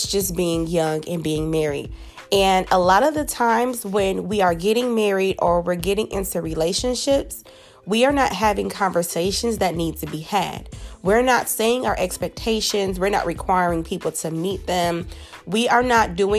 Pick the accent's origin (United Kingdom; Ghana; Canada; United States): United States; Buffalo, New York; I'm originally from Buffalo, New York